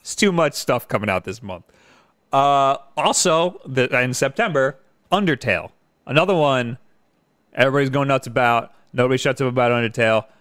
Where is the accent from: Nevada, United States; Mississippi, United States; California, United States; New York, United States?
New York, United States; Long Island; I'm from New York